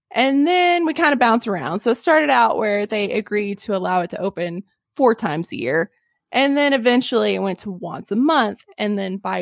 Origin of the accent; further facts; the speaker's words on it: Arkansas, United States; I'm from Arkansas